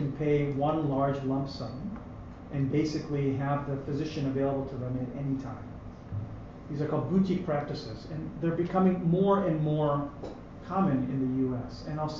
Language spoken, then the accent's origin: English; United States; now in Canada; I say for us because I'm American.